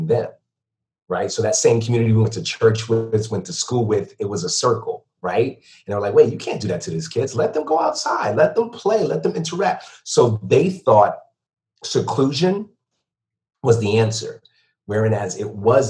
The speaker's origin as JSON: {"language": "English", "town": "Bridgeport", "region": "Connecticut", "country": "United States", "tie": "born or raised there", "also_born_or_lived": "Stamford, Connecticut / Ocala, Florida", "moved": "yes", "said": "Born and raised in Connecticut, born in Stanford, raised in Bridgeport"}